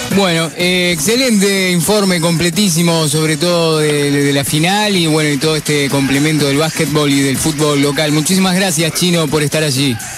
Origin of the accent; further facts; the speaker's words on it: Uruguay; nosotros que, que somos uruguayos